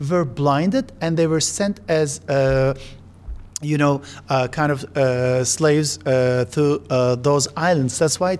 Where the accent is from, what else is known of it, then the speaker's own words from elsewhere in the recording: Istanbul, Turkey; I spent my childhood in one of the most beautiful places in uh, Bosphorus uh, that is called Kandilli. It's the smallest town in uh, Istanbul.